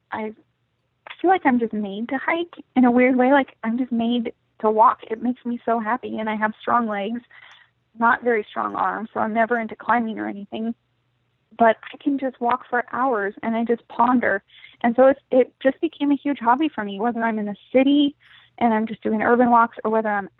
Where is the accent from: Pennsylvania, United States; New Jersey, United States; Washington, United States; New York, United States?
Washington, United States; Bellingham; also born or lived in Sedro-Woolley, Washington; I grew up in Cedar Woolley in Bellingham